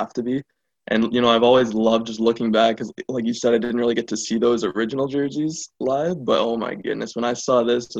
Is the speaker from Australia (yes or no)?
no; Ottawa, Ontario, Canada; I was born in Ottawa